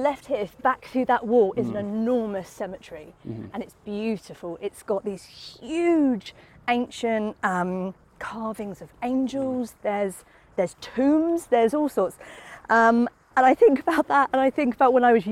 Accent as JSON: {"language": "English", "town": "Southampton", "region": "South East England", "country": "United Kingdom", "tie": "born or raised there", "said": "I come from Southampton, I did move away, but then I came back."}